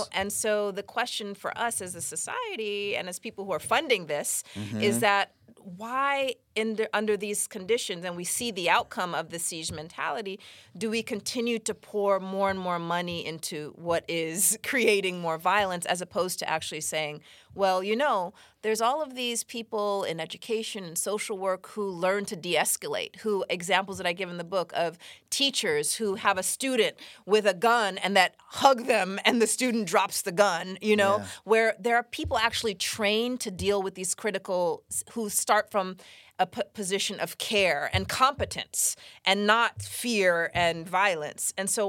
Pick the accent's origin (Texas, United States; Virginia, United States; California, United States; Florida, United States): California, United States; Los Angeles; So, you know, I grew up partly here in Los Angeles